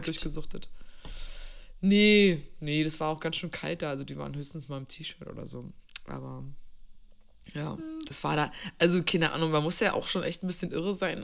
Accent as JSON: {"language": "German", "region": "East Germany", "country": "Germany", "said": "ich komme aus dem Osten"}